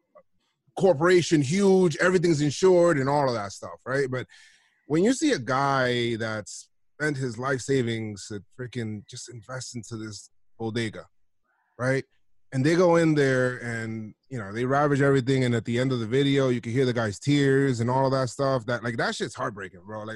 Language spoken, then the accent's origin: English; New York City, New York, United States; I'm from the Bronx. Always lived here by the Bronx